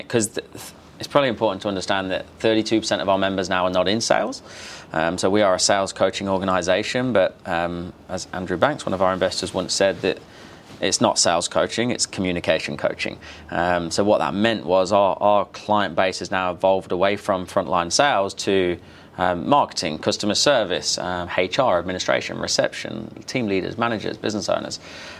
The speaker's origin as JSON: {"language": "English", "country": "Australia", "said": "But otherwise, I'm pretty Aussie."}